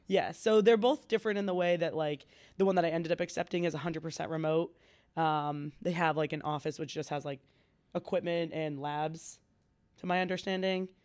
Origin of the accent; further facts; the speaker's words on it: Franklin, United States; I'm from Franklin